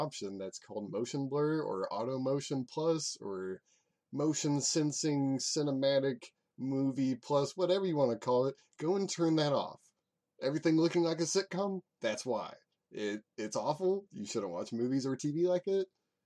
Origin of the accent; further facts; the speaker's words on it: United States; American-educated white kid